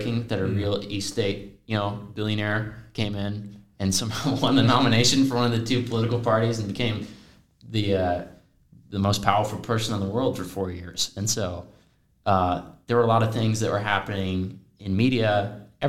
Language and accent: English; Spokane, Washington, United States; I'm from Spokane, Washington